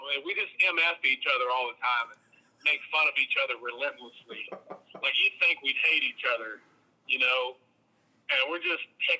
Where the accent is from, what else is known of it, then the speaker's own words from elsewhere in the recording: Athens County, Southeastern Ohio, United States; I'm actually from Southeastern Ohio